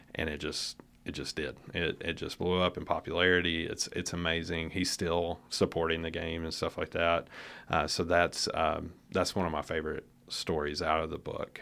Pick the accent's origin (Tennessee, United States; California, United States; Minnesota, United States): Tennessee, United States; Nashville; moved away as an adult; now in Lexington, United States; originally from the Nashville area